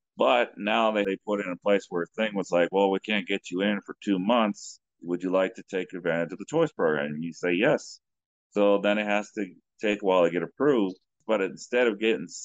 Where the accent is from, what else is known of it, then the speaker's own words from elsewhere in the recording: United States; I'm just American